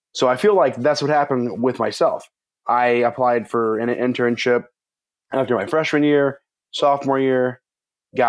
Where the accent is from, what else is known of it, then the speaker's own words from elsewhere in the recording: Memphis, Tennessee, United States; moved away as an adult; now in Bristol, United States; I'm from Memphis, Tennessee, and that's kind of where my journey started. I'm born and raised in the South and in Tennessee